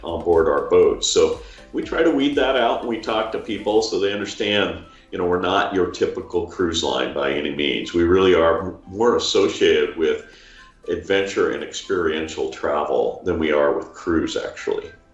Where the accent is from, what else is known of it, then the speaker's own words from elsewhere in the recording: Juneau, Alaska, United States; in Juneau, Alaska, my hometown